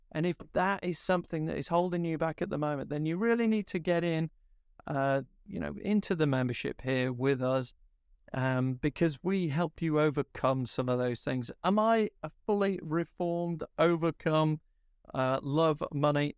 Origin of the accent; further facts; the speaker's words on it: Yorkshire and the Humber, United Kingdom; I'm, I'm a Yorkshireman